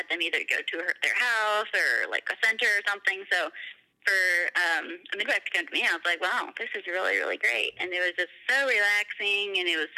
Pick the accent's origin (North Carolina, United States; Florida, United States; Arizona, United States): Florida, United States; moved away as an adult; now in Ohio, United States; I was from Florida and had just moved up to Ohio when we got married in May